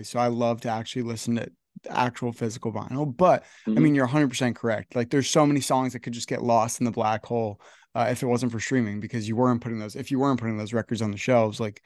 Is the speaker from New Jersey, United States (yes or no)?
yes; Northern New Jersey, United States; I'm from Northern New Jersey.